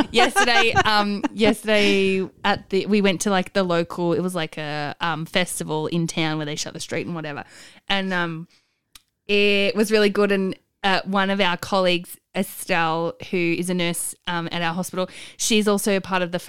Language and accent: English; Werribee, Victoria, Australia; My birthday weekend, I'm going to my hometown of Werribee.